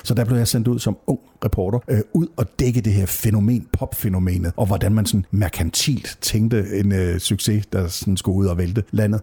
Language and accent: Danish; Nørup, Southern Denmark, Denmark; jeg kommer fra Nørup, lige uden for Vejle